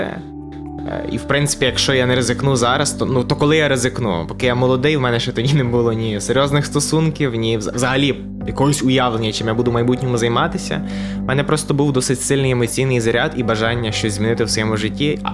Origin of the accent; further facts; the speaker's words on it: Morshyn, Lviv Oblast, Ukraine; also born or lived in Ivano-Frankivsk; я народився в Моршині. Це моє рідне, малюсіньке містечко, провінційне на Львівщині.